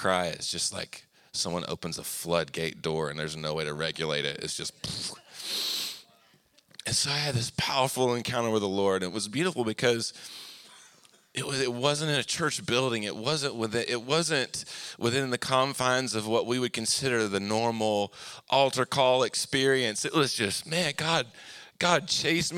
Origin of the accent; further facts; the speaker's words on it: Anniston, Alabama, United States; we moved to Anniston, Oxford area, which is towards Atlanta, when I was 9 years old